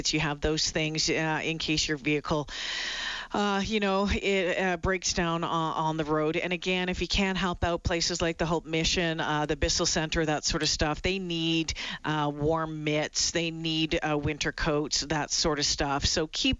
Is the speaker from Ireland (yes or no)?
no; Northern Ontario, Canada; moved away; also born or lived in Regina; Northern Ontario girl, been there and done that and lived in Regina for 2 years